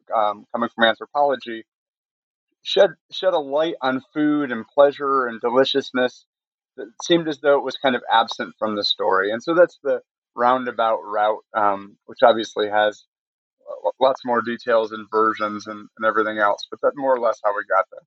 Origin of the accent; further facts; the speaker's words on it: Michigan, United States; moved away as an adult; also born or lived in Connecticut; now in North Carolina, United States; I grew up in Michigan, went to Kalamazoo College in Western Michigan